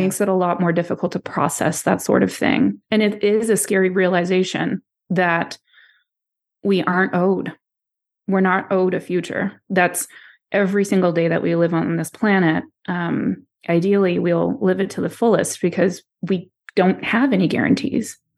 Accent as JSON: {"language": "English", "area": "East Coast", "region": "the Maritimes", "country": "Canada", "tie": "born or raised there", "also_born_or_lived": "Florida, United States / Poland (parents)", "said": "I was raised on the East Coast, so am I a Maritimer?"}